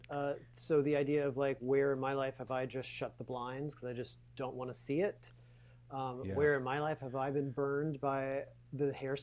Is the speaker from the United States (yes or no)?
yes; Louisiana, United States; I was born in Louisiana